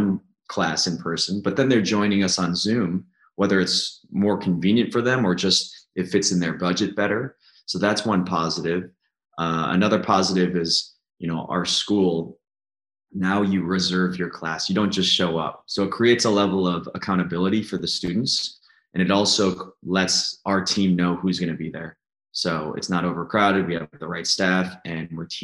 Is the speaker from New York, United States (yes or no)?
no; Woodbury, Minnesota, United States; now in Waunakee, United States; I grew up in Woodbury, Minnesota, which is a suburb of St. Paul